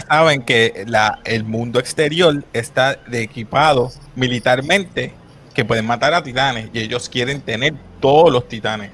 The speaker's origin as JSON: {"language": "Spanish", "country": "Puerto Rico", "said": "como decimos puertorriqueño"}